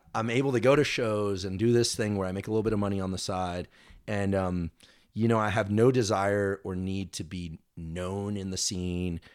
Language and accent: English; Bay Area, California, United States; also born or lived in Los Angeles; growing up in the Bay Area